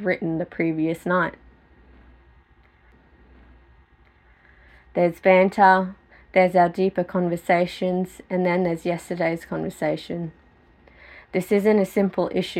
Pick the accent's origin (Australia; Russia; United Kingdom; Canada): Australia; accent: Aussie; growing up in Australia meant that I had to lose my Filipino culture to fit